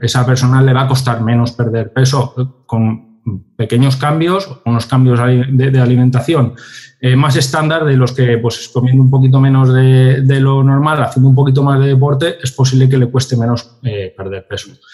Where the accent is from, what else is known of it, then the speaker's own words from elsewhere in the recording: Valencia, Valencian Community, Spain; somos de Valencia